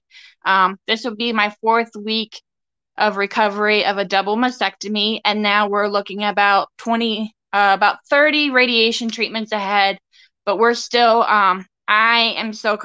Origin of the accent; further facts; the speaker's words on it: Shippensburg, Pennsylvania, United States; I am from Shippensburg, Pennsylvania, born and raised.